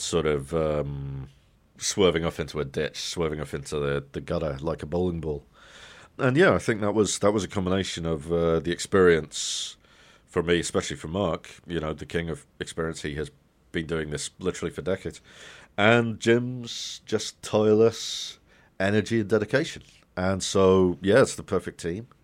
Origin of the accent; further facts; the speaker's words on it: United Kingdom; as a kid growing up in Britain